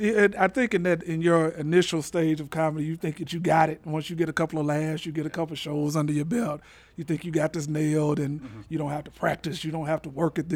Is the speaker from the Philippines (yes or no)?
no; Little Rock, Arkansas, United States; moved away; also born or lived in Memphis, Tennessee; No, I'm originally from Little Rock.